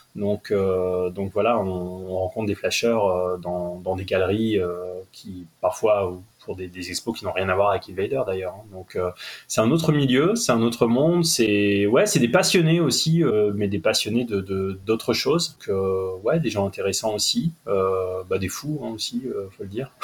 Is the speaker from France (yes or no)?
yes; Lille, Hauts-de-France, France; je suis lillois